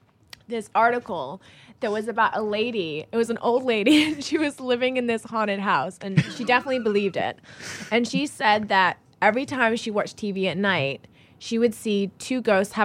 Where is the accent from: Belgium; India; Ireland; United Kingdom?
United Kingdom; England; I was born and raised in England. All my family are there. I am English. I moved to Texas for a year when I was 14 with my family for